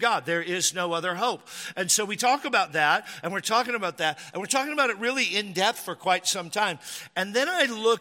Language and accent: English; Washington, United States; born or raised there